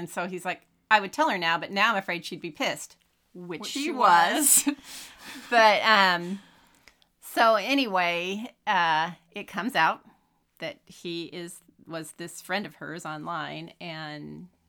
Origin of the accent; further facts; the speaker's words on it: Sacramento, California, United States; I am from Sacramento.